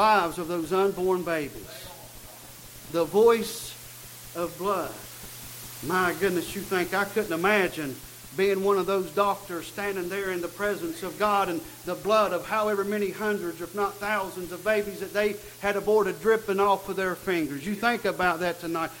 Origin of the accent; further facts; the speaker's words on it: United States; I am an American